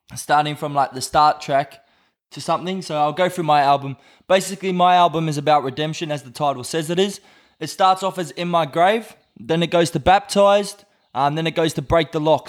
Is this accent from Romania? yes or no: no; Brisbane, Queensland, Australia; born or raised there; moved away as an adult; now in Whangarei, New Zealand